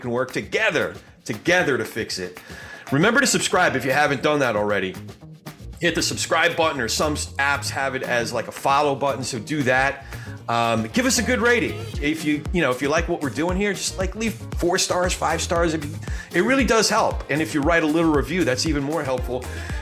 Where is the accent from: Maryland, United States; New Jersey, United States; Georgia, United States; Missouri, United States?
New Jersey, United States; moved away; John and I grew up together in Central Jersey, … country